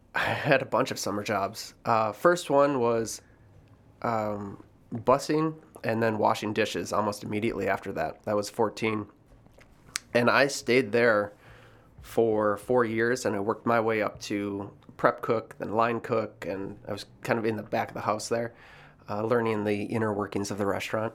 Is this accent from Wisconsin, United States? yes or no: yes; Sister Bay, Wisconsin, United States; now in Chicago, United States; growing up in Door County was, was incredible